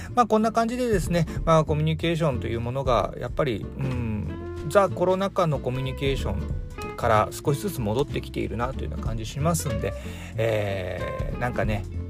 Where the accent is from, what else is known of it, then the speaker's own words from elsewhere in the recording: Hiroshima, Japan; now in Fukuoka, Japan; 僕あの出身広島